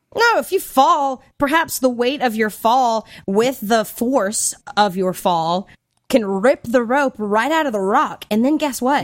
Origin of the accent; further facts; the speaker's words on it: Hickory, North Carolina, United States; accent: Southern; moved away; living in North Carolina, like, in my hometown of Hickory